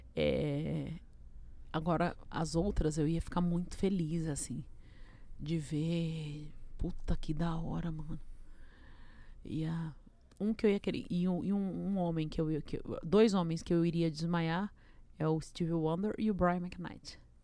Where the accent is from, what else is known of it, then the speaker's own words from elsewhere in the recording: Brazil; eu sou brasileiro